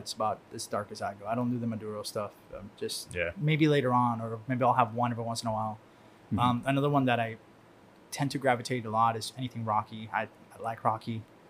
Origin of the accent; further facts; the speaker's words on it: Havana, Cuba; that one of the very vivid memories I have is my house when I grew up in Cuba. I was born in Havana.